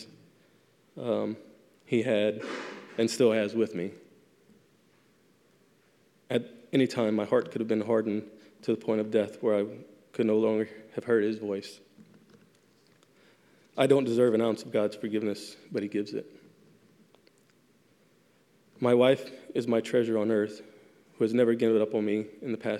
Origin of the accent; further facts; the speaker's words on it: Louisiana, United States; moved away as an adult; also born or lived in South Carolina; I was transferred 2 years later to my home state of Louisiana.